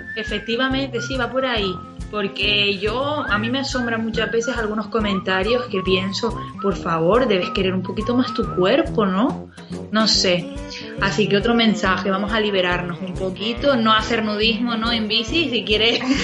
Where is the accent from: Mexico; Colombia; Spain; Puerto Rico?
Spain; nosotras y nosotros como españoles